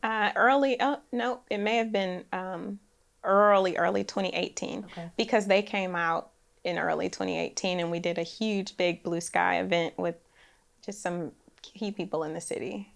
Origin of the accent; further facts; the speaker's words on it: Oakland, California, United States; now in Nashville, United States; I grew up in Oakland, California